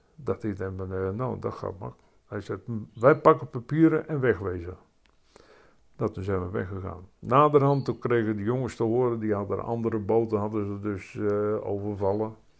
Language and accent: Dutch; Rhenen, Utrecht, Netherlands; now in Opdam, Netherlands; Ik ben geboren in Renen